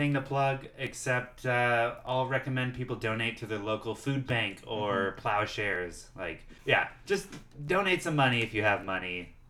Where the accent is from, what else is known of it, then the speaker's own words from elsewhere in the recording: Mendocino County, California, United States; Growing up in Mendo is, it was weird.